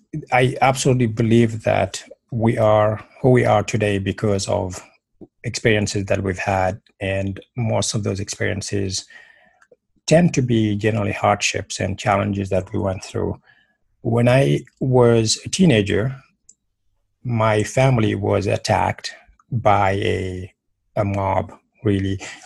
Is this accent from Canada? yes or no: no; Senegal; now in United States; I am originally from Senegal, which is a small French-speaking country in West Africa.